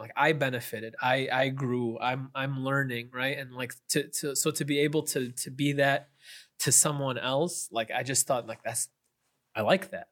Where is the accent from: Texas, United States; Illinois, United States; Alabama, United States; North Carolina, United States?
Illinois, United States; Chicago; also born or lived in Kalamazoo, Michigan / Madinah, Saudi Arabia; I grew up in the, in the Chicago suburbs for, for my whole life